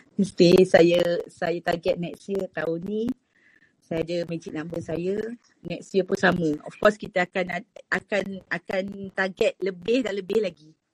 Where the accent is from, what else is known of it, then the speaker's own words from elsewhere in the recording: East Coast, Malaysia; moved away as an adult; also born or lived in Terengganu; now in Kuala Lumpur, Malaysia; saya daripada Pantai Timur